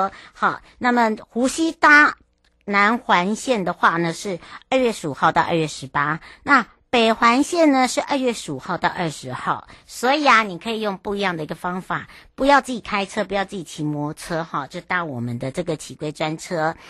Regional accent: Penghu County, Taiwan; 那么为了让大家呢营造一个平安，然后又让让大家觉得我们澎湖人是很好客，好兼具友善又有文化

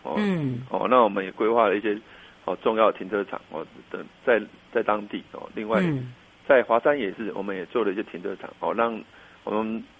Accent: Taichung, Taiwan; moved away as an adult; now in Yunlin County, Taiwan; 我我我是台中人，

